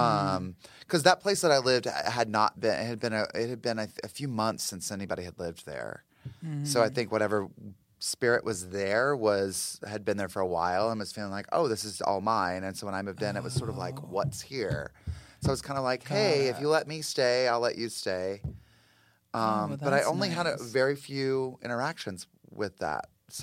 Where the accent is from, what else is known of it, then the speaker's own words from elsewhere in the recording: the South, United States; I mean, I grew up like in the South, and we were constantly being told to be afraid of the devil and witchcraft and like Satanism